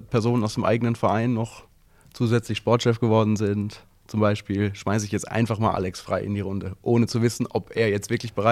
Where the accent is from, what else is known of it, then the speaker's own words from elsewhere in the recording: Basel, Basel-Stadt, Switzerland; born there; bin ich in Basel geboren.